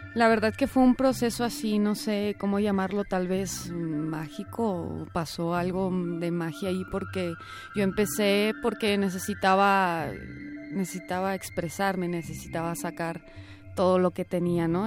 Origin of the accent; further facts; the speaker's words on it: Puerto Vallarta, Jalisco, Mexico; also born or lived in Monclova; now in Guadalajara, Mexico; yo nací en la ciudad de Monclova, pero crecí en Puerto Vallarta